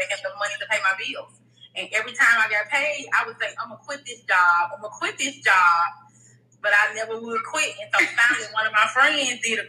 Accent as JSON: {"language": "English", "town": "Memphis", "region": "Tennessee", "country": "United States", "moved": "as an adult", "lives_now": "Atlanta, United States", "said": "I am from Memphis, Tennessee, but I have been living in Atlanta for 4 years. I moved from Memphis."}